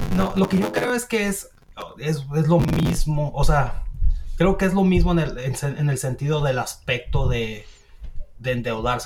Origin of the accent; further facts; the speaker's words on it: Mexico; now in United States; nosotros como mexicanos